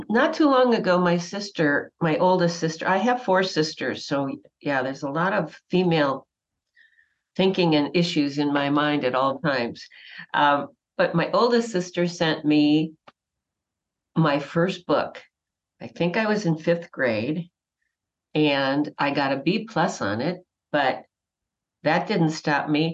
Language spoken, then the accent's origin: English; Wauwatosa, Wisconsin, United States; I grew up in Wauwatosa, Wisconsin